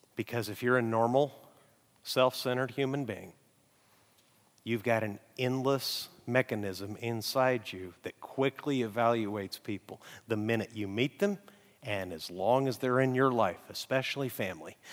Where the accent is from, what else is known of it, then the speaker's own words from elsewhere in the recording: Amarillo, Texas, United States; moved away; My hometown is Amarillo